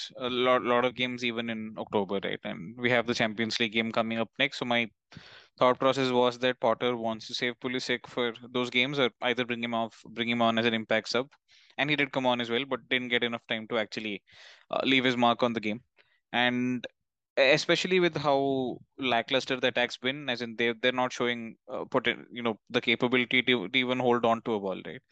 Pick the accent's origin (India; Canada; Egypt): India; South India; now in Delhi, India; for my hometown, Diwali isn't that big a deal because we're down in the south